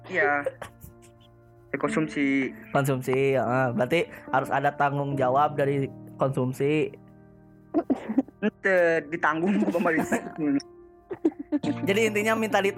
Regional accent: West Java, Indonesia; Nek eh, gue Sunda ya.

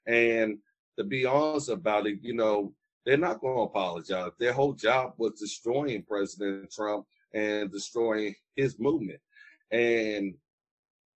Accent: Danville, Virginia, United States; I'm from Danville for most of my life and in the Pennsylvania County area

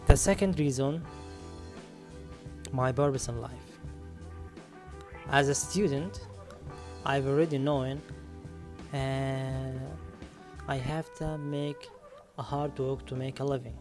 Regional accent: Ramallah, West Bank, Palestine; I'm from Ramallah, it's in Palestine.

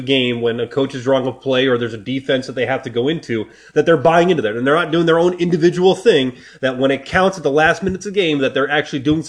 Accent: New Jersey, United States; moved away; I'm from New Jersey, and I grew up, and Knicks basketball is huge out there.

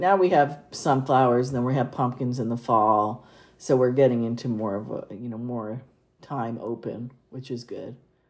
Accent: the California coast, United States; I grew up on the California coast

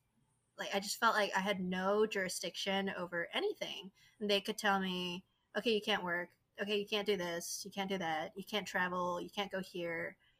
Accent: South Korea; English is a second language; also born or lived in China; now in United States; So I'm originally from South Korea. I lived in China for 10 plus years. I moved back to Korea.

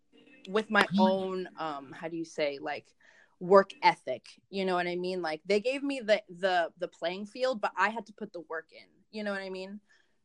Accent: Santa Monica, California, United States; born there; first language Spanish; English is a second language; also born or lived in Mexico City / Michigan; I was born in Santa Monica, you know, I've lived in Mexico City, I'm half Mexican, Spanish is my first language, like, I lived in Michigan for 6 years

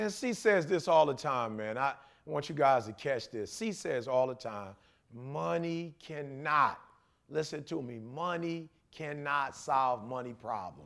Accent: Detroit, Michigan, United States; I'm from Detroit

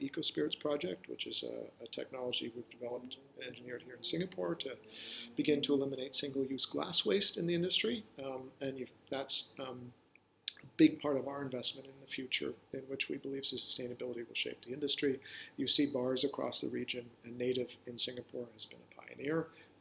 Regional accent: West Coast of Canada, Canada; moved away as an adult; also born or lived in New York City, United States; I grew up in the West Coast of Canada when the environmental movement was born.

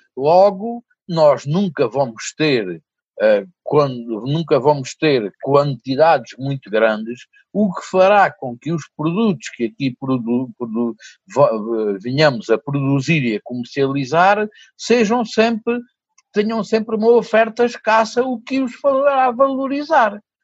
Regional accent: Souzel, Alentejo, Portugal; moved away; quando eu voltei para a minha terra natal e começou por ser um projeto uh, que era para ser só para o Conselho de Sousa. O Conselho de Souzel

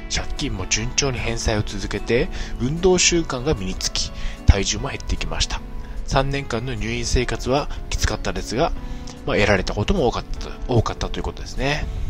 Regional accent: Niigata, Japan; moved away as an adult; also born or lived in Chiba; 地元新潟を離れ千葉県で新生活をスタートさせた

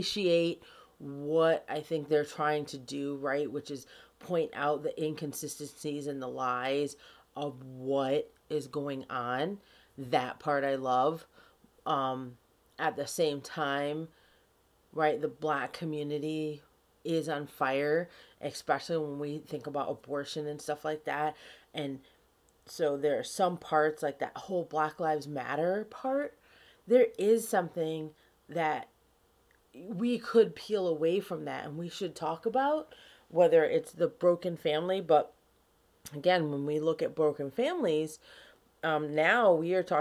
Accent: Key West, Florida, United States; moved away; also born or lived in Rochester, New York; So I grew up in Key West, Florida

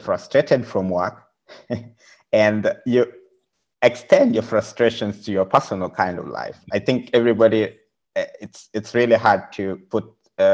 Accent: Kenya; moved away as an adult; also born or lived in Budapest, Hungary; now in Berlin, Germany; I'm coming from Kenya.

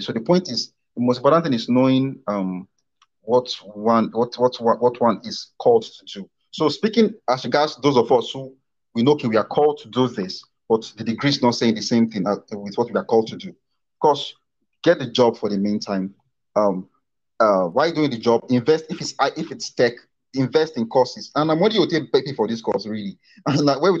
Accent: Nigeria; we are from Nigeria. Education is cheap

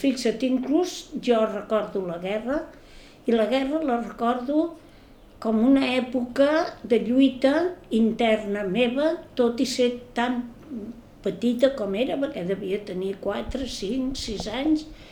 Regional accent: Barcelona, Catalonia, Spain; now in Ciutadella, Spain; vaig néixer a Barcelona el dia 1 de febrer

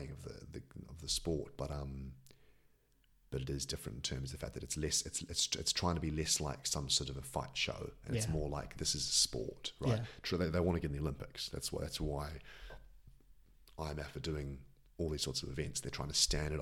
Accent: New Zealand; now in Croydon, United Kingdom

